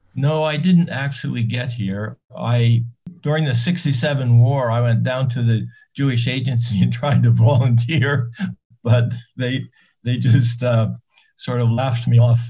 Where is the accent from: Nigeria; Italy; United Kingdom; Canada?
Canada; Annapolis Royal, Nova Scotia; moved away as an adult; also born or lived in New York; now in Israel; I was born there in 1942 and I lived there until I left in 1960.